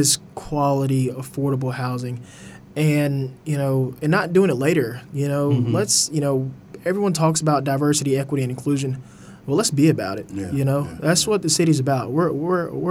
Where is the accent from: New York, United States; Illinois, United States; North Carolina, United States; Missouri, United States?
North Carolina, United States; the Triad; born and raised in the Triad, you know, so working for the city, it means a lot that I can, you know, really give back. You know, High Point, Greensboro, Winston-Salem, they really raised me.